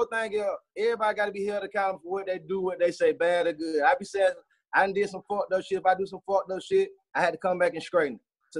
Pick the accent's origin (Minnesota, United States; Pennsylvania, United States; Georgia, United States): Georgia, United States; Atlanta; Growing up in East Atlanta, boy.